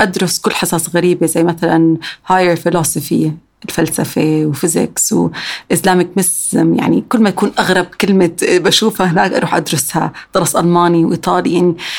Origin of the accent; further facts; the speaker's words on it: Amman, Amman Governorate, Jordan; also born or lived in San Francisco, United States; عندنا بعمان